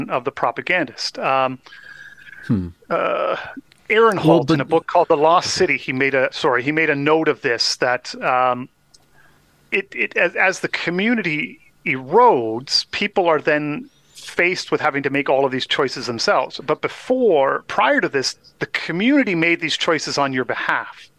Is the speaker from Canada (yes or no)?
yes; Canada; as a Canadian, I did learn some French